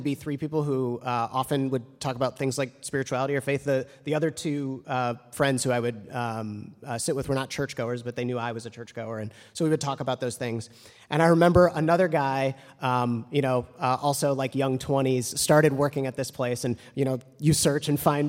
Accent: Evanston, Illinois, United States; it's like one of the largest employers in the town that I grew up in Evanston.

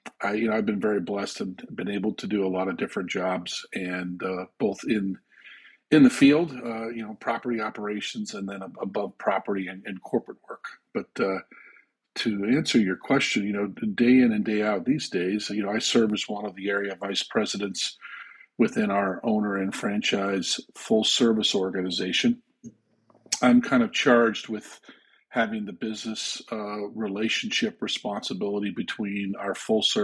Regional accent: Andover, Massachusetts, United States; also born or lived in Canada; my hometown of Andover, Massachusetts, and I went to work there.

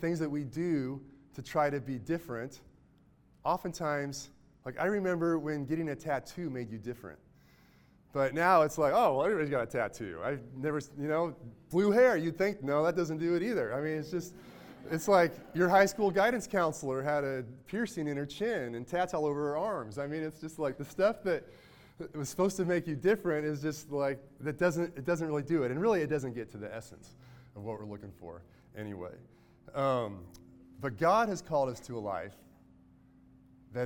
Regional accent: Mayetta, Kansas, United States; I'm from Mayetta, Kansas, even really small

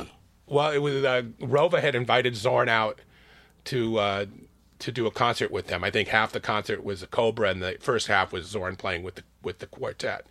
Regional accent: Los Angeles, California, United States; also born or lived in San Francisco, United States / Oakland, United States; I grew up in L

